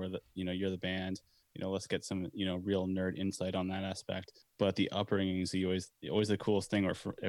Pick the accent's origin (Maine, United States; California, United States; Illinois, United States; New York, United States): Maine, United States; We're from Maine.